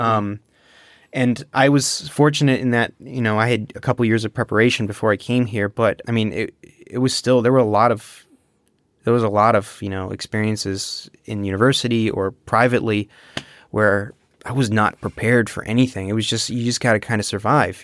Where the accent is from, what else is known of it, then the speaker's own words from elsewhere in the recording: United States; first language English; I'm born and raised in the United States, monolingually, too